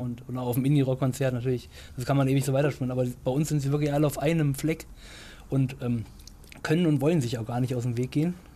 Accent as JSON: {"language": "German", "town": "Baunatal", "region": "Hesse", "country": "Germany", "also_born_or_lived": "Göttingen", "moved": "as an adult", "lives_now": "Lörrach, Germany", "said": "ich komme ursprünglich aus Baunatal"}